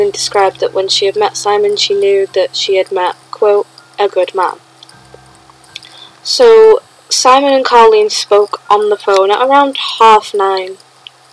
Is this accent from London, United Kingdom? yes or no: no; Sheffield, Yorkshire and the Humber, United Kingdom; I grew up about a 10-minute walk from where this happened.